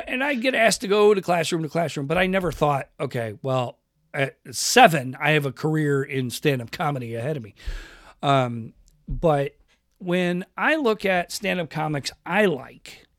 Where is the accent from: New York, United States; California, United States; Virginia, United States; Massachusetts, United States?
New York, United States; Rochester; now in Pacific Northwest, United States; I grew up in that Italian neighborhood in Rochester, New York